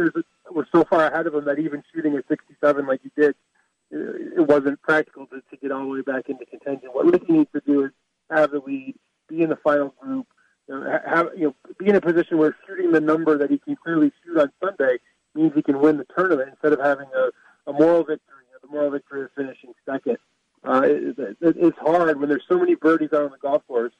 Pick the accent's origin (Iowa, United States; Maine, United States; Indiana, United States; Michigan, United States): Michigan, United States; when I was growing up in Michigan